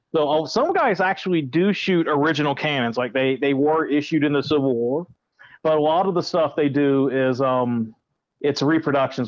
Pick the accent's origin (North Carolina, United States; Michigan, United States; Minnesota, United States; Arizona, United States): North Carolina, United States; Currituck; where I grew up was in Currituck, North Carolina